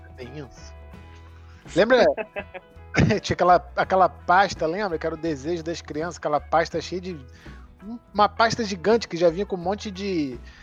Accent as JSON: {"language": "Portuguese", "town": "Niterói", "region": "Rio de Janeiro", "country": "Brazil", "tie": "born or raised there", "also_born_or_lived": "São Paulo"}